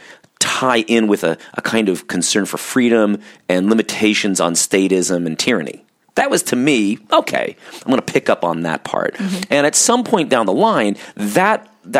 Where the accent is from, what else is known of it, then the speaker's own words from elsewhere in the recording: Orange County, California, United States; I grew up in Orange County, California, which is kind of this conservative California Bible Belt